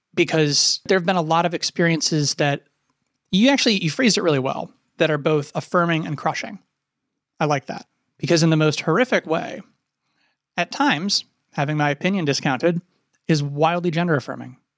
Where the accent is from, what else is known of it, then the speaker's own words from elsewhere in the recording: Appalachia, United States; moved away as an adult; also born or lived in Ohio University, Ohio; I grew up in Appalachia.